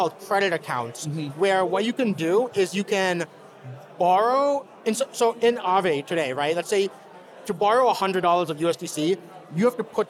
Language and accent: English; New Jersey, United States; I grew up in New Jersey. So I'm a New Jerseyan, but I'm also an American, right?